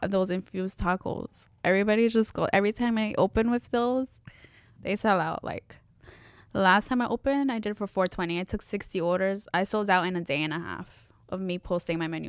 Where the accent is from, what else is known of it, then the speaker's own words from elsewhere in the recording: New York, United States; now in Elizabeth, United States; I was born in New York